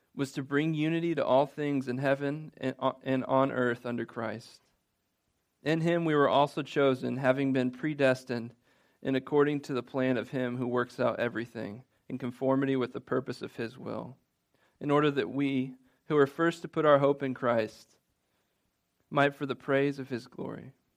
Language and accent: English; Midwest, United States; I'm guilty of being a Midwesterner